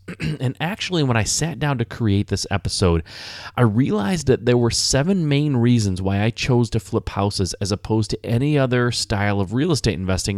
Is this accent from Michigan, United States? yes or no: yes; Michigan, United States; I was born and raised in Michigan